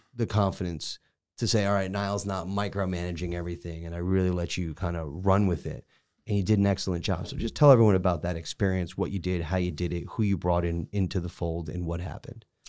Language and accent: English; Connecticut, United States; moved away; I'm from Connecticut